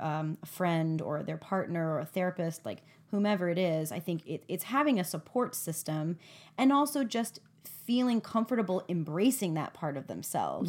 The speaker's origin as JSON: {"language": "English", "country": "United States", "said": "as an American"}